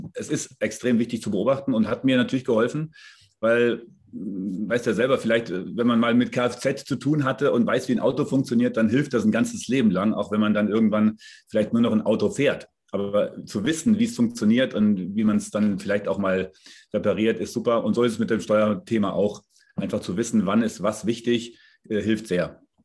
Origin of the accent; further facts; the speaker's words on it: Darmstadt, Hesse, Germany; also born or lived in Frankfurt / Munich; now in south of Munich, Germany; Ich bin in Darmstadt geboren, also ich bin eigentlich Hesse, lebe jetzt hier südlich von München